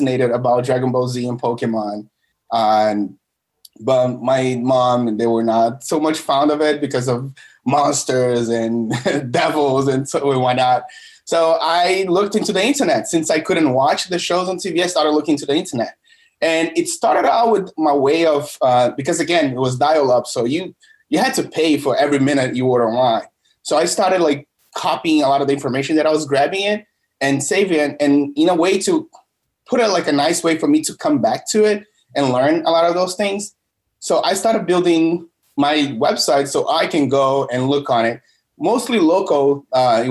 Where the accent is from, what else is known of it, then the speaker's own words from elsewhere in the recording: Brazil; now in United States; I'm from originally from Brazil